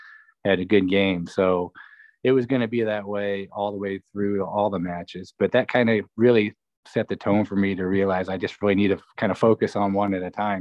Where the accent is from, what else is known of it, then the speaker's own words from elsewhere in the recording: Ottumwa, Iowa, United States; I was born and raised in Ottumwa